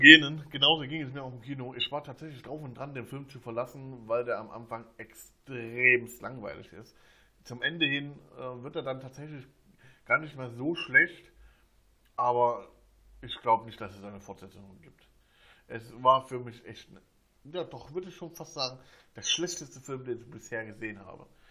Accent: Germany; bei uns in Deutschland

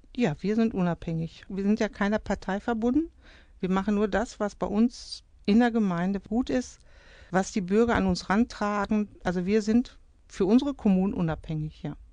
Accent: Nachrodt-Wiblingwerde, North Rhine-Westphalia, Germany; Also ich, ich bin da aufgewachsen

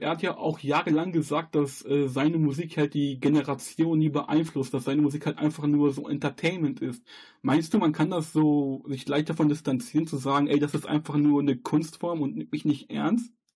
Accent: North Rhine-Westphalia, Germany; ich komme jetzt hier aus NRW

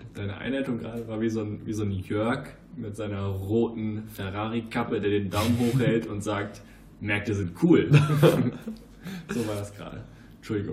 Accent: Germany; wir sind Deutsche

